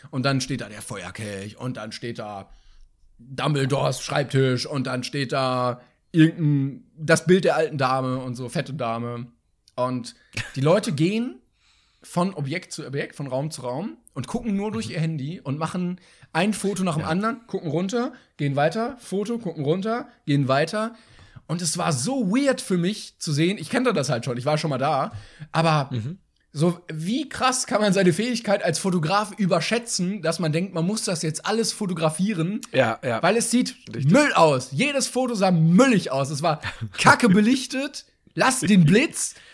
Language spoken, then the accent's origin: German; Bavaria, Germany; Nein, ich bin nicht, hör auf, ich bin Bayer, hast, alles gut, ich komme auch nicht aus Franken.